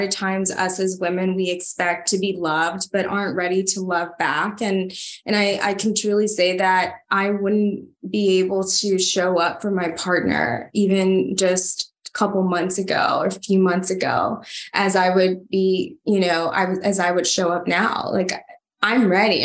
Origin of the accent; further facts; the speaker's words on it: Honduras; moved away; I'm from Honduras and I come from nothing. And my parents, you know, moved here to give me an opportunity to study